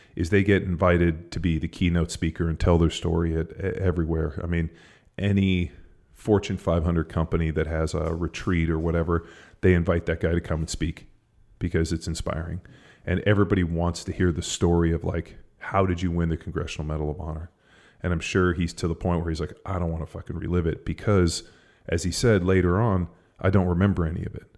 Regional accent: Palos Verdes, California, United States; where I grew up in Palos Verdes

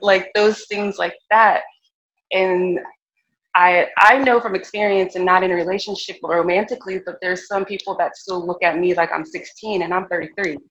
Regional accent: Virginia, United States; also born or lived in California; I grew up in Virginia

